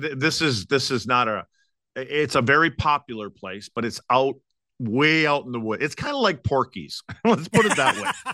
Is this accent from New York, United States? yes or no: no; Wisconsin, United States; moved away; my hometown up in Wisconsin